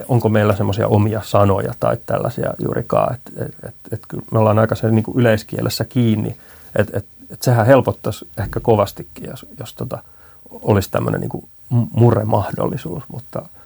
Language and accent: Finnish; Riihimäki, Kanta-Häme, Finland; born or raised there; moved away as an adult; also born or lived in Helsinki metropolitan area